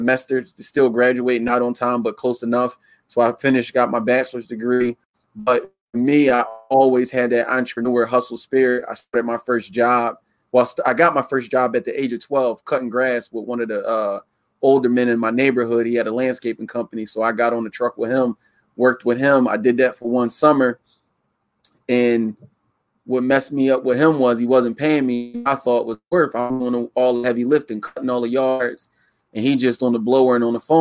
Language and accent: English; Yeadon, Pennsylvania, United States; also born or lived in Philadelphia, Pennsylvania; Philadelphia, grew up in Yayton. So I'm a suburb city kid mixed in one